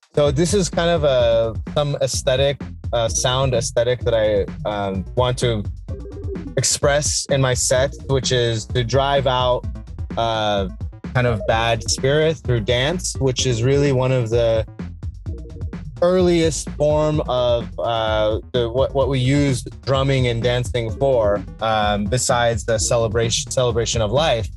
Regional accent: Iran; now in Laguna Beach, United States; I'm from Iran.

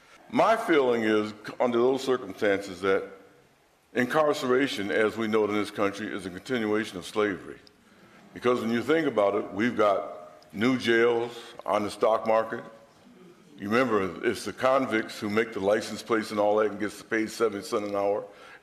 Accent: Rochester, New York, United States; We grew up in Rochester, New York

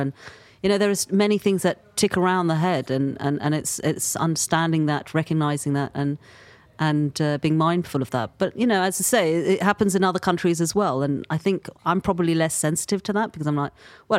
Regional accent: London, United Kingdom; born and raised in London

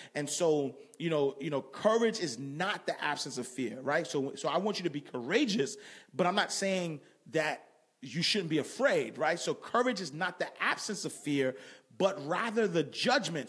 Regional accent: New York City, New York, United States; I grew up in Harlem.

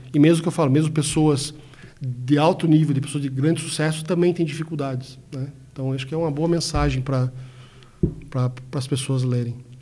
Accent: Brazil; Somos brasileiros

